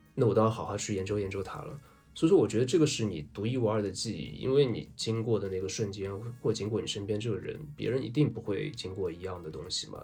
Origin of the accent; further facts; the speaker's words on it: Zhejiang, China; 对我们浙江人来说